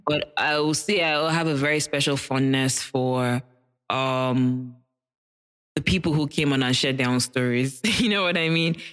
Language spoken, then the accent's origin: English; Nigeria; being a Nigerian child in a Nigerian household